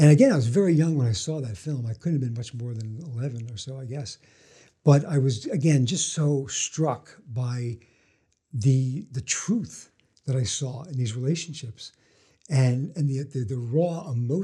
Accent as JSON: {"language": "English", "town": "New York City", "region": "New York", "country": "United States", "tie": "born or raised there", "said": "I grew up in Brooklyn, kind of a working-class neighborhood"}